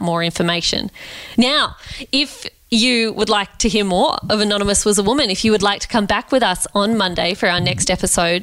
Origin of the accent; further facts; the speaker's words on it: Canberra, Australian Capital Territory, Australia; Canberra, my hometown